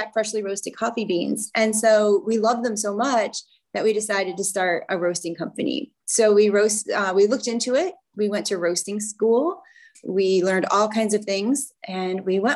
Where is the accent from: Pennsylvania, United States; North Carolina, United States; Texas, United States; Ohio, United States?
Ohio, United States; Northwest; I am from Northwest Ohio